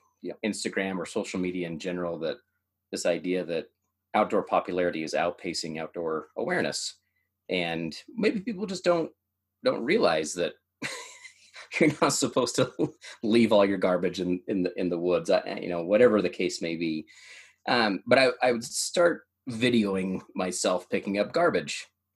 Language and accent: English; United States; also born or lived in Idaho, United States / Oregon, United States; now in Utah, United States; I grew up in Idaho, grew up in Oregon